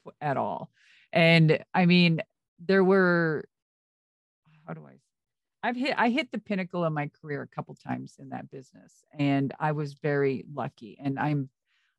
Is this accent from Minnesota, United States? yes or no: yes; Minnesota, United States; moved away; I'm from Minnesota.